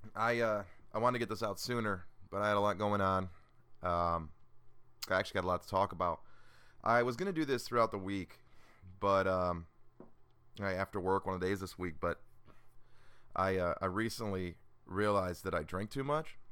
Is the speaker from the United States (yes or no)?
yes; Illinois, United States; also born or lived in Georgia; now in Atlanta, United States; I'm originally from Illinois and I, I live in, in Georgia now, just outside of Atlanta